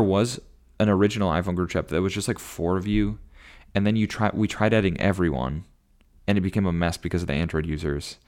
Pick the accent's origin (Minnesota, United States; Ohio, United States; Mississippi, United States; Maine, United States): Minnesota, United States; Elk River; moved away as an adult; now in Natick, United States; I grew up in Elk River.